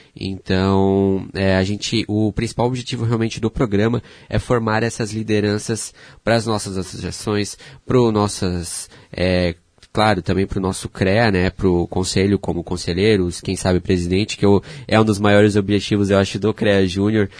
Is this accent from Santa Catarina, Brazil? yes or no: yes; Pomerode, Santa Catarina, Brazil; moved away as an adult; also born or lived in Blumenau; now in Joinville, Brazil; fui criado em Pomerode